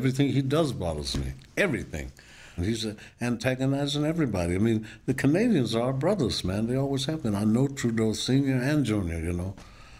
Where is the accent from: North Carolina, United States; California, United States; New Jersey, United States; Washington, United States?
Washington, United States; Seattle; And I was from Seattle, you know, which is just the opposite. Garfield High School, that's Jimi Hendrix, Bruce Lee, we all in the same high school. We lived across the street from it.